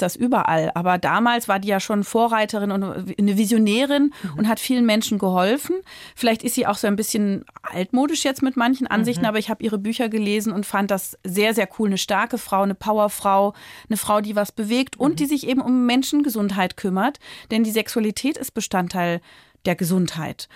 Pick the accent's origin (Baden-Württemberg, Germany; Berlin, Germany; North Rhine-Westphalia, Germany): Berlin, Germany; ich komme aus Berlin